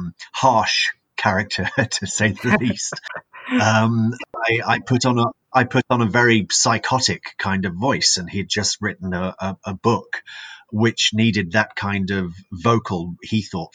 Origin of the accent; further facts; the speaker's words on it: Brighton, South East England, United Kingdom; now in Monchique, Portugal; I'm English. Originally from Brighton, which is down on the south coast